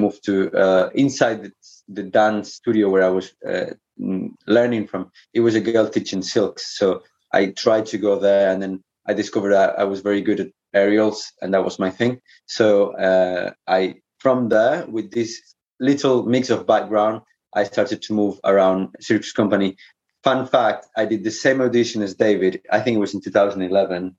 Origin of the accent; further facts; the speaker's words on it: Canary Islands, Spain; moved away; I'm from the Canary Islands